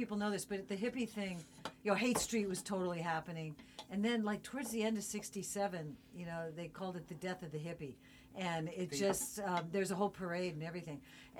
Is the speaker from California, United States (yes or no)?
yes; San Francisco, California, United States; born or raised there